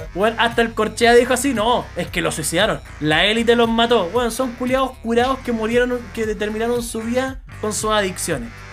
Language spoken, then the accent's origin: Spanish; Chile; como chilenos